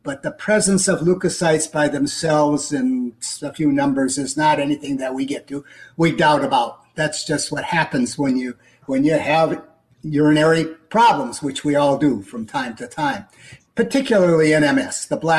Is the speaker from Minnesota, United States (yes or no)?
yes; Twin Cities, Minnesota, United States; But I want everybody to know, I'm a Minnesotan, don't you know? Born and raised in the Twin Cities area, and that's where I lived and grew up and practiced